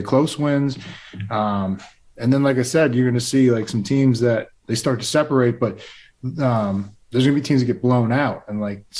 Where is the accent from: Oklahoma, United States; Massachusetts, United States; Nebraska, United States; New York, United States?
Massachusetts, United States; Plainville; moved away; I'm from Plainville